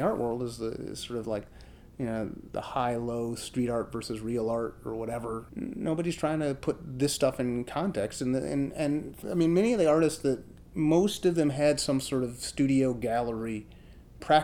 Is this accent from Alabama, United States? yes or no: no; Chicago, Illinois, United States; I grew up in Chicago. I grew up on the south side of Chicago